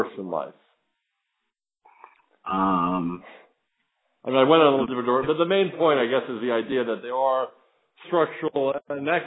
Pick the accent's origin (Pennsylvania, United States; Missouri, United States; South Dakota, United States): Pennsylvania, United States; Philadelphia; now in South Florida, United States; I'm from the Philadelphia area